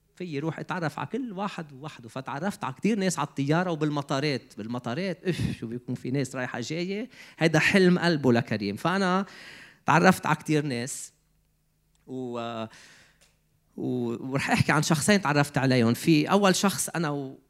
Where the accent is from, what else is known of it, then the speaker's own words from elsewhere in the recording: Lebanon; moved away as an adult; also born or lived in Canada; بدي فل من لبنان